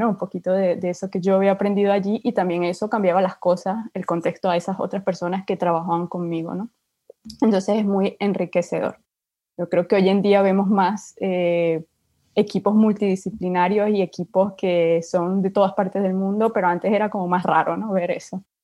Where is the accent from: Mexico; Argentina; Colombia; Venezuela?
Venezuela; moved away as an adult; also born or lived in Spain; now in France; yo soy de Venezuela